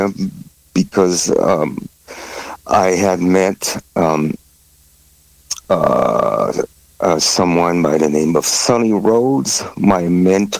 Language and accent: English; Paris, Île-de-France, France; I was born and raised in Paris, France.